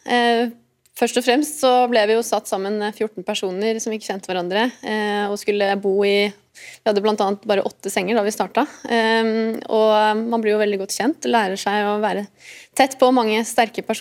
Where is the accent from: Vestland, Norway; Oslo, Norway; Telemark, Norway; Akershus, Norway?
Akershus, Norway; Lørenskog; born there; Jeg er født i Lørenskog fordi eh, sykehuset ligger i Lørenskog.